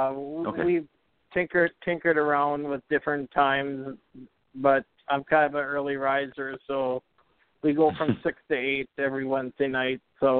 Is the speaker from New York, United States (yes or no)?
no; Perham, Minnesota, United States; Northwest Minnesota. If you know where Fargo-Moorhead is, it's like an hour east of Fargo-Moorhead, so about midway up, about 3.5 hours north of the cities.